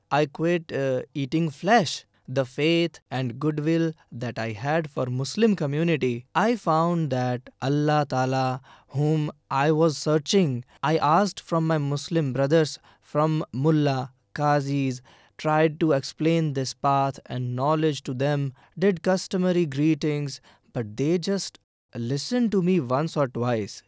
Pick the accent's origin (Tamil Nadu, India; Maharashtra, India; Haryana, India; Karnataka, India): Haryana, India; Kasan village, Gurgaon district; I have come from Gurgaon district, village Kasan